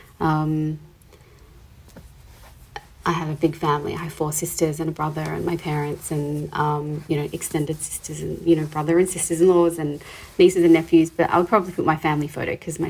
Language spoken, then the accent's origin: English; Adelaide, South Australia, Australia; moved away as an adult; also born or lived in Sydney; I grew up in Adelaide